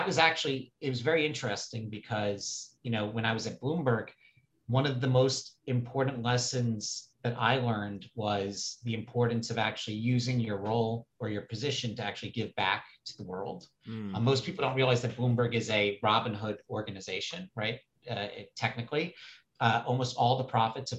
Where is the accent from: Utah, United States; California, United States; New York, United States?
New York, United States; New York City; I grew up on the Upper East Side of New York City